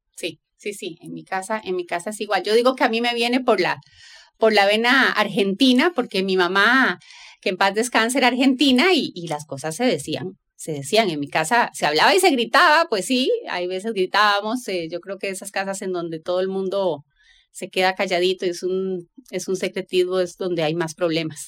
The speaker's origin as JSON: {"language": "Spanish", "country": "Costa Rica", "said": "yo soy tica"}